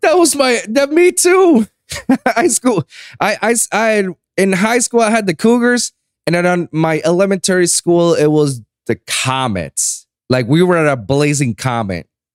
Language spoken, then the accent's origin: English; Puerto Rico; moved away as an adult; now in Miami, United States; I was born and raised in Puerto Rico, and I went my whole life into a American school that's set in Puerto Rico